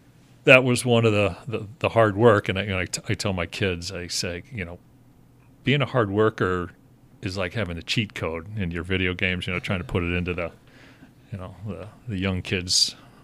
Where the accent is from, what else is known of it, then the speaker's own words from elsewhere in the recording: Pittsburgh, Pennsylvania, United States; born there; now in Chicago, United States; So, you know, back on the story, so my how I ended up in Chicago from Pittsburgh, I was born in Pittsburgh